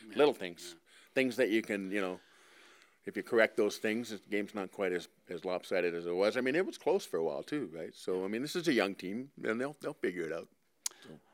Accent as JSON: {"language": "English", "region": "Eastern Tennessee", "country": "United States", "tie": "born or raised there", "also_born_or_lived": "Ottawa, Canada", "moved": "yes", "lives_now": "Edmonton, Canada", "said": "I lived in Eastern Tennessee, and I played all my football in the U S"}